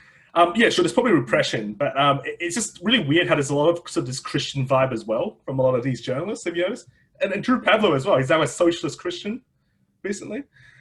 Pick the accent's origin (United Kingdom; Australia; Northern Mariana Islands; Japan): Australia; moved away; also born or lived in Beijing, China; because I'm from Australia